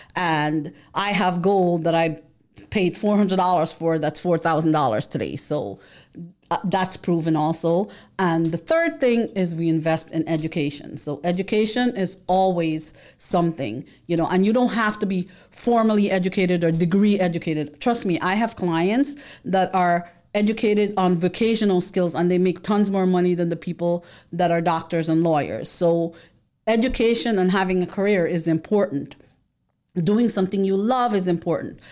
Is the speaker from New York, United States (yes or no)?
yes; New York City, New York, United States; we grew up in the Bronx. We lived most of our life in the Bronx